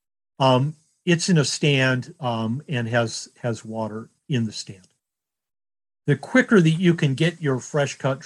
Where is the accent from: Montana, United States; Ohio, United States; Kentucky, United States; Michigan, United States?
Michigan, United States; Detroit; growing up in Detroit, my dad on the way home from the auto factory would stop at a local lot